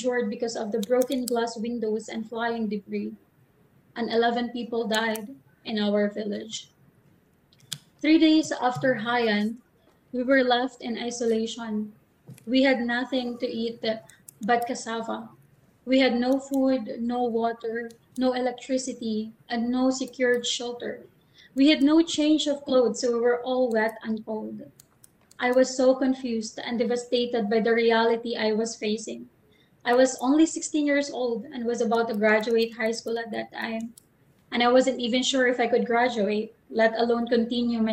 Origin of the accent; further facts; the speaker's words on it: Salcedo, Eastern Visayas, Philippines; I grew up in Materino, Salcedo, Eastern Samar, with fond memories of a happy childhood